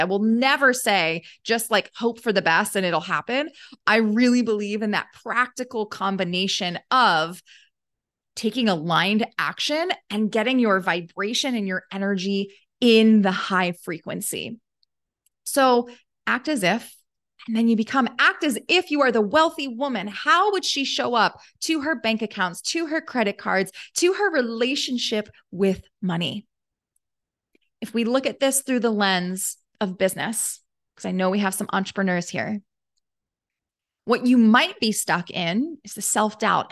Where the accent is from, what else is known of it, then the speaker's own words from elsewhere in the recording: Baltimore, Maryland, United States; I grew up in Baltimore